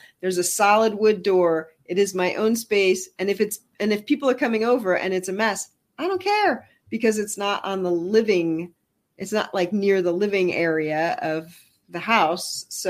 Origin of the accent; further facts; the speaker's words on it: Canada; I'm French Canadian.